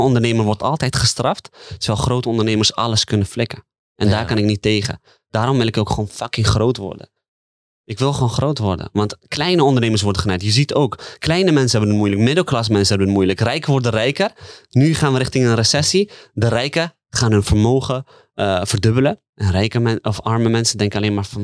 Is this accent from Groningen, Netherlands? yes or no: no; The Hague, South Holland, Netherlands; ben opgegroeid in de Haagse markt